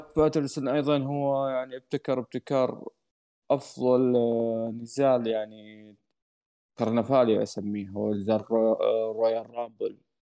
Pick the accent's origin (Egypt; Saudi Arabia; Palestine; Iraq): Saudi Arabia; بلدي السعوديه